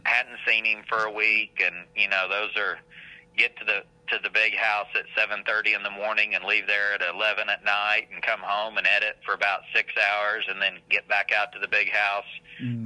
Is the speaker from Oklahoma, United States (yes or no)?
yes; Pond Creek, Oklahoma, United States; I grew up in Pond Creek